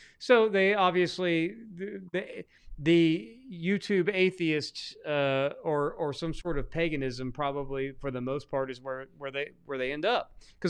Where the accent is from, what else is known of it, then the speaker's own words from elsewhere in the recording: Arkansas, United States; And I'm from Arkansas, remember, and I've seen very few.